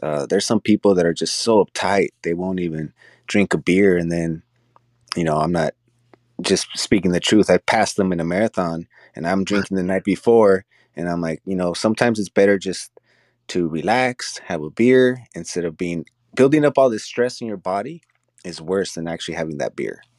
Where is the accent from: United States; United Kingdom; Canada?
United States; Los Angeles, California; we're from Los Angeles